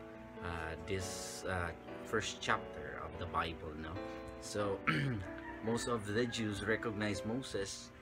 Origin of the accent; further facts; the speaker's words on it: Philippines; our language as a Filipino